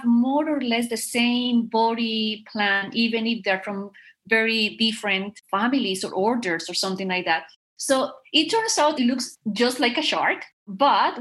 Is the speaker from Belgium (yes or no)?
no; Bogotá, Bogotá Capital District, Colombia; I am from Colombia. And I am from Bogota, which is the capital city.